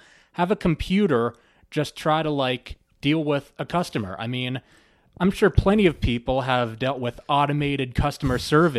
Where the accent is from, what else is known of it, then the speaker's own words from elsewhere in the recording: New Jersey, United States; I am from New Jersey.